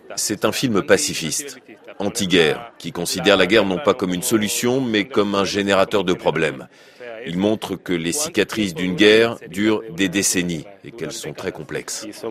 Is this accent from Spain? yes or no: yes; Huelva, Andalusia, Spain; French is a second language; moved away as an adult; now in Peru; Je suis andalou, l'Andalousie est la région qui a eu le plus grand nombre de disparus d'Espagne. Et je suis de Huelva